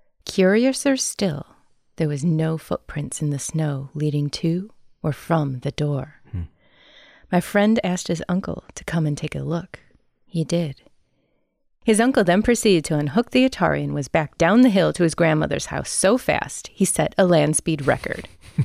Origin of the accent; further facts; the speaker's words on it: Clark Range, Tennessee, United States; Also in my hometown of Clark Range, Tennessee, my buddy used to experience unusual things in his father's house.